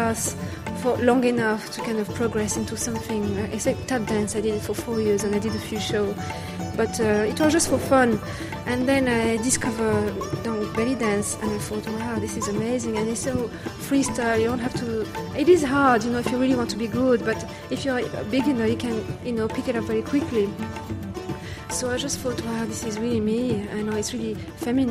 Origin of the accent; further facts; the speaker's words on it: Algeria; English is a second language; moved away; I'm originally from Algeria